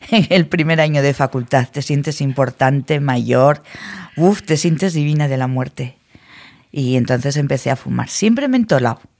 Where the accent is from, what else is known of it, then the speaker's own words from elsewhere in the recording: Logroño, La Rioja, Spain; somos de Logroño